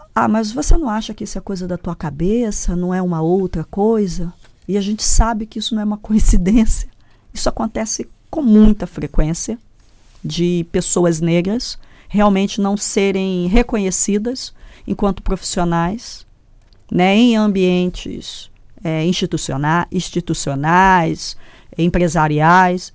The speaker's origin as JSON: {"language": "Portuguese", "country": "Brazil", "said": "eu, no Brasil, tá? Eu não sou americana, não fui hum. formada nos Estados Unidos"}